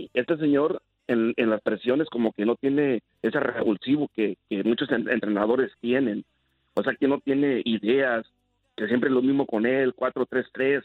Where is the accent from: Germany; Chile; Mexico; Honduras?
Mexico; somos mexicanos